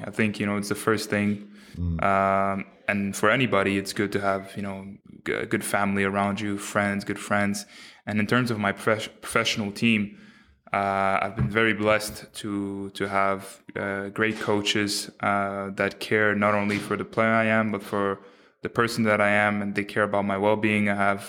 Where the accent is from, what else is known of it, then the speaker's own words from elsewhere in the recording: Quebec City, Quebec, Canada; also born or lived in Montreal; I grew up in Quebec City. I was born in Montreal, but then raised in a quiet little neighborhood in Quebec City.